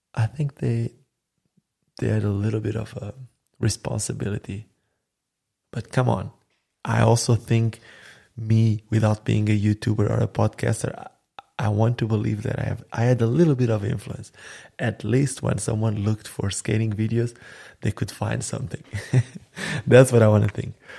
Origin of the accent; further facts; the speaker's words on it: Sinj, Split-Dalmatia County, Croatia; my hometown called Sinj